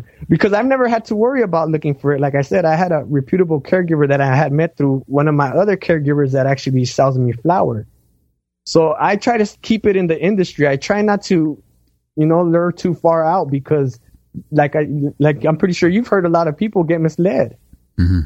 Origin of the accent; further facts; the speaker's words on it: Los Angeles, California, United States; I'm from Los Angeles. You know, I live in an urban jungle.